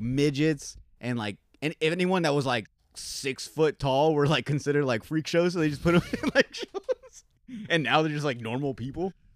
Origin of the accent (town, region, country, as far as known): Yuma, Arizona, United States; born or raised there